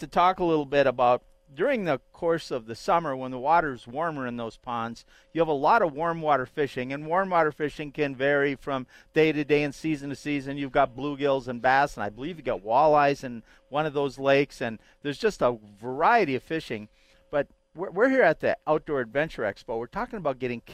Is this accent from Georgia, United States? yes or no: no; Minnesota, United States; now in Colorado, United States; where I grew up in Minnesota